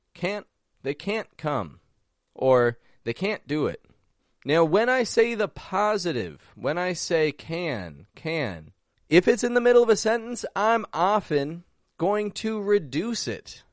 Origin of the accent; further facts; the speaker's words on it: Toronto, Ontario, Canada; now in Mexico; I'm from Toronto, and I'm actually back up in Canada today